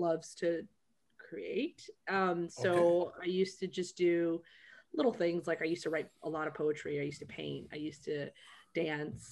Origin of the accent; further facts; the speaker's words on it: Huntsville, Alabama, United States; I grew up in Huntsville, Alabama.